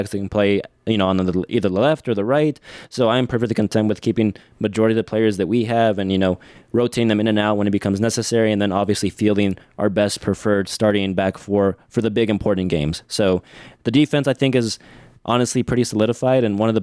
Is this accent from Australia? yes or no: no; Mexico; now in United States; I was born in Mexico